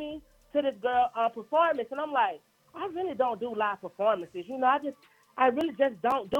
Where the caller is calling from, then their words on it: Brooklyn, New York, United States; I'm calling from motherfucking Brooklyn, but I just touched down to Atlanta.